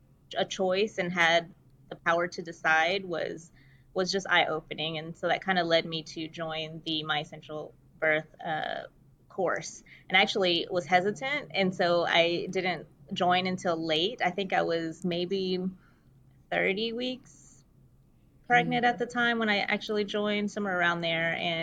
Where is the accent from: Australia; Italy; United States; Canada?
United States; Fort Worth, Texas; I am from Fort Worth, Texas, which is close to Dallas